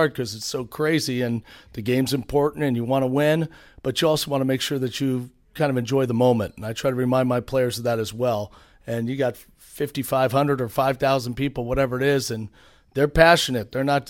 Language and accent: English; San Francisco, California, United States; I mean, I grew up in San Francisco